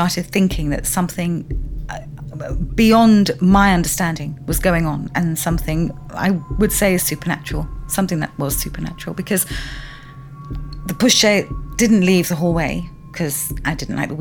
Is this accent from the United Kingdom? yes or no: yes; London, United Kingdom; I grew up here in West London